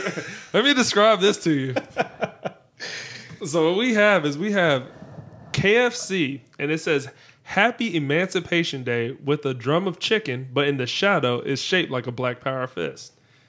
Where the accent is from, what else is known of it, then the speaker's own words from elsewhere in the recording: the South, United States; I'm from the South.